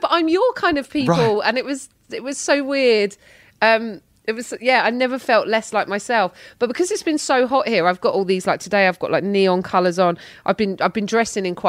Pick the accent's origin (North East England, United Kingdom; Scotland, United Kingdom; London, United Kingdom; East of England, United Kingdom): London, United Kingdom; as a Londoner